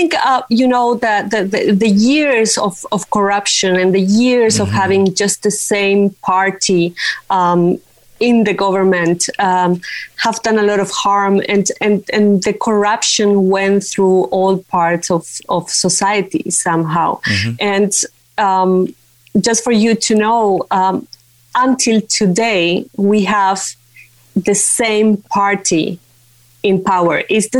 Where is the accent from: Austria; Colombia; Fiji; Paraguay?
Paraguay; Yeah, well, I was a child when the Stroessner dictatorship went down. Mm. I know you are familiar with the subject, right? Mm-hmm. And so the first part of my life developed in this dictatorial environment